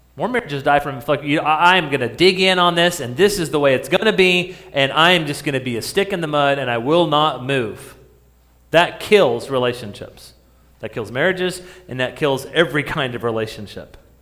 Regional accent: New Mexico, United States; I grew up in New Mexico

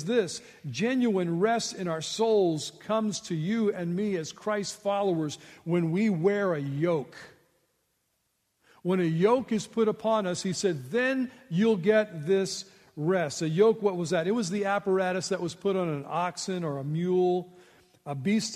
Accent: United States; I was born in the United States, the land of plenty

